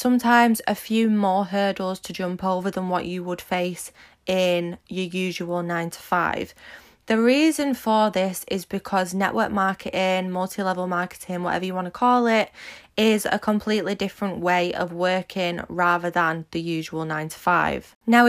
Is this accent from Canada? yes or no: no; Manchester, North West England, United Kingdom; Build Your Dreams podcast with me … If you don't know me, I'm 24 from Manchester in the UK, and I am a social media entrepreneur